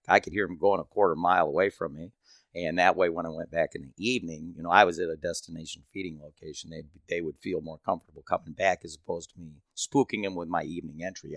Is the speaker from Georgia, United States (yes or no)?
no; Michigan, United States; I'm from Michigan